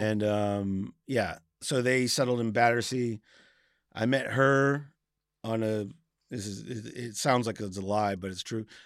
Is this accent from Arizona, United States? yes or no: no; Cape Cod, Massachusetts, United States; moved away as an adult; now in South London, United Kingdom; I grew up in Massachusetts in Cape Cod